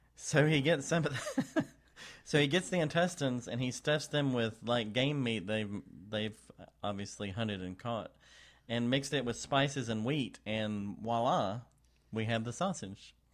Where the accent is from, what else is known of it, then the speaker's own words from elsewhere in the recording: Texas, United States; I'm also from Texas